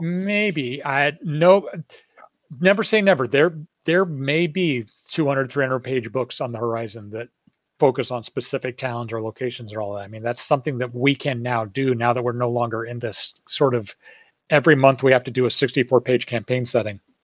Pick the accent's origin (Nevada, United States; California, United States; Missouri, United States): California, United States; Northern; I grew up in Northern California where there's like redwood forests and just nature everywhere